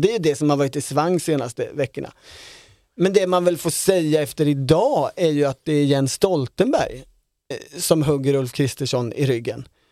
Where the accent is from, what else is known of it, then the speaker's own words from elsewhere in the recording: Sweden; som svenskar